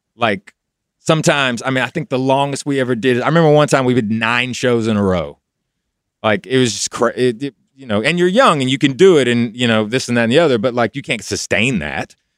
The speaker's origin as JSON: {"language": "English", "town": "Knoxville", "region": "Tennessee", "country": "United States", "moved": "as an adult", "said": "I was in Knoxville when I got signed, so we did all the work in Kno, so I was still home"}